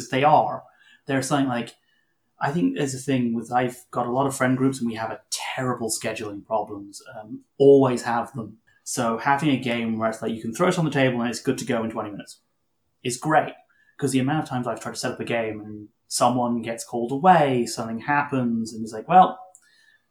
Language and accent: English; Canada; we're Canadian